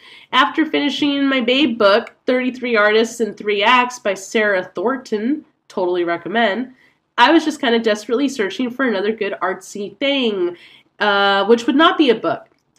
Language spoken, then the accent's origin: English; Lithuania; As I said, I'm from Lithuania, but I was just visiting some of my family in San Francisco.